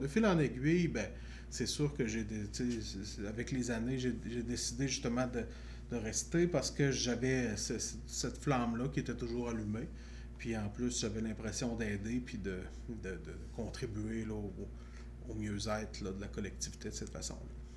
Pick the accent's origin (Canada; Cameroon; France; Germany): Canada; Chaudière-Appalaches, Quebec; moi, j'ai grandi dans Chaudière-Appalaches